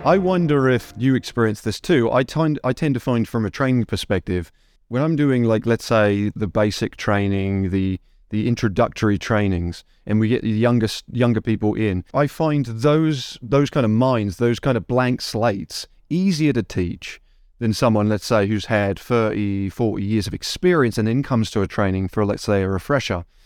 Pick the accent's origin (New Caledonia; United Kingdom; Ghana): United Kingdom; England; now in United States; I am originally from England